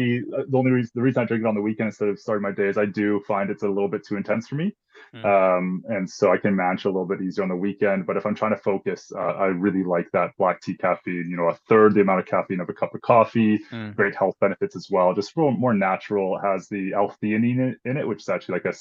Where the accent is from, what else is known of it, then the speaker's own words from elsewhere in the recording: Vancouver, British Columbia, Canada; I grew up right here in East Vancouver, actually, born and raised.